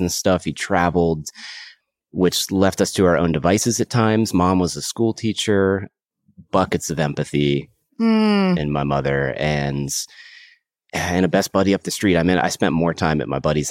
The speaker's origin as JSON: {"language": "English", "town": "Kernersville", "region": "North Carolina", "country": "United States", "tie": "born or raised there", "also_born_or_lived": "Raleigh, North Carolina", "said": "I grew up in Kernersville, North Carolina, a small town, middle of the state between Winston and Greensboro."}